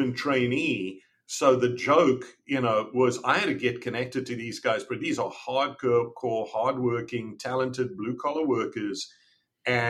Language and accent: English; South Africa; moved away as an adult; also born or lived in Canada; I grew up in South Africa